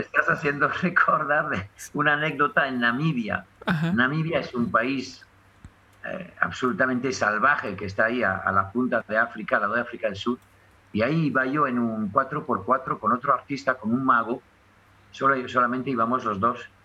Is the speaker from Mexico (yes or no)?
no; France; accent: French; mi acento francés